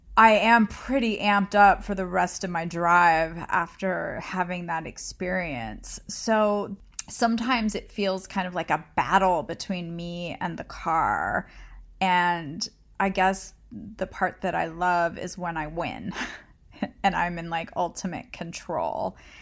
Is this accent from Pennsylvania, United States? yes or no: no; California, United States; I grew up in California